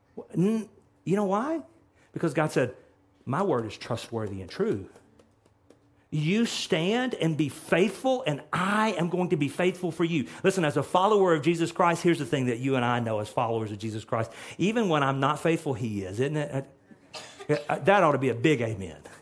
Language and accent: English; Texas, United States; I'm from Texas